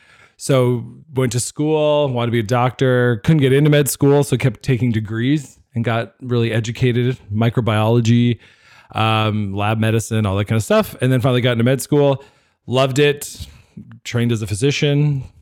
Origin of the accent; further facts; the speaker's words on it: East Coast, United States; now in Winnipeg, Canada; I am not from Winnipeg. So I grew up on the East Coast, kind of traveled all over the world